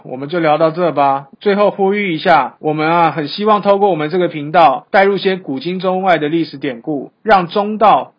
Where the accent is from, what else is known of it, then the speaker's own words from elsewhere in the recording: Taiwan; 我们台湾人